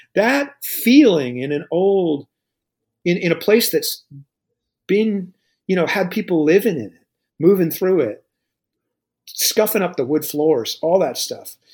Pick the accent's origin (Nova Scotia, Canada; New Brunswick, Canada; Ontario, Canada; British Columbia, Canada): Nova Scotia, Canada; Lunenburg; now in Dartmouth, Canada; I grew up in Lunenburg